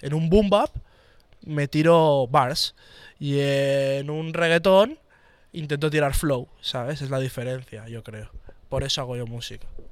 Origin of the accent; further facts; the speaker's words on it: Barcelona, Catalonia, Spain; yo soy de aquí